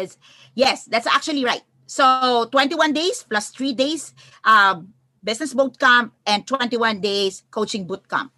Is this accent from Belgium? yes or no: no; Philippines; I'm from the Philippines